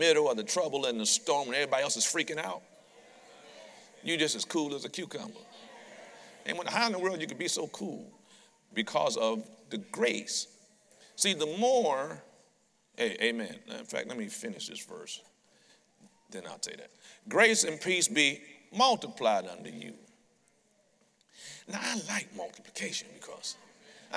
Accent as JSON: {"language": "English", "town": "Detroit", "region": "Michigan", "country": "United States", "tie": "born or raised there", "said": "I'm a street kid from Detroit"}